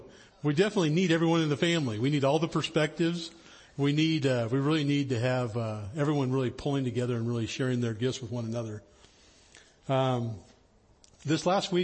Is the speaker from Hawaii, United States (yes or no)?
no; the high Sierras, Northern California, United States; I grew up in Northern California, up in the high Sierras